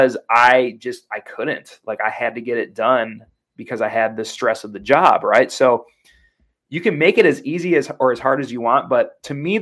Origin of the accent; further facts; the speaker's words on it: Wisconsin, United States; I was raised in Wisconsin